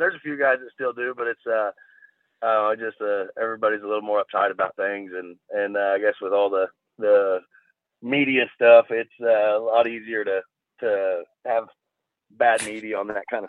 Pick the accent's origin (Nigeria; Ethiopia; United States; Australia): United States; Tulsa, Oklahoma; I'm from Tulsa, but Oklahoma wise, I mean.